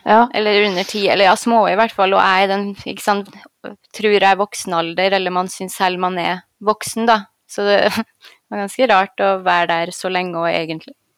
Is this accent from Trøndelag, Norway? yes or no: yes; Trondheim, Trøndelag, Norway; moved away as an adult; also born or lived in Oslo; Jeg var på St. Olav, for jeg er jo fra Trondheim